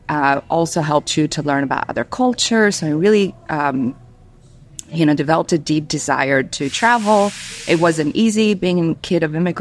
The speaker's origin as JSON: {"language": "English", "country": "Albania", "tie": "born or raised there", "also_born_or_lived": "Greece", "second_language": "English", "moved": "yes", "lives_now": "United States", "said": "I was born in Albania. I was born under very extreme communist regime."}